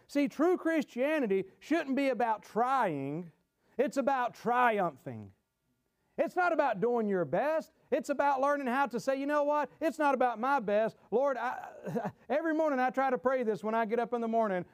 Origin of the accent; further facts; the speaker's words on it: Gastonia, North Carolina, United States; my hometown, Gastonia, North Carolina